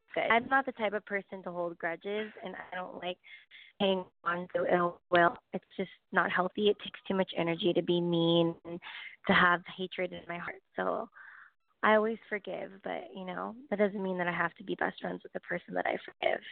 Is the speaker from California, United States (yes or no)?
yes; Los Angeles, California, United States; moved away as an adult; I grew up in LA my whole life